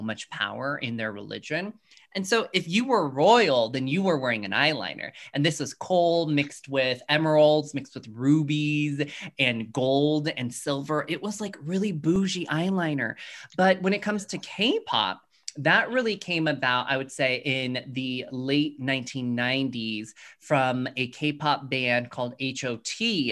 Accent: Colorado Springs, Colorado, United States; growing up in Colorado Springs, Colorado, where I am now

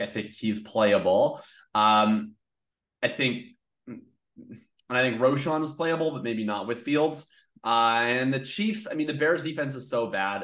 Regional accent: Canada; as a Canadian Colts fan growing up

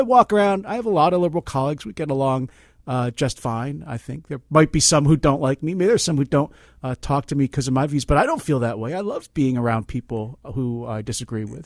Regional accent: Philadelphia, Pennsylvania, United States; now in Berkeley, United States; I'm from Philly originally

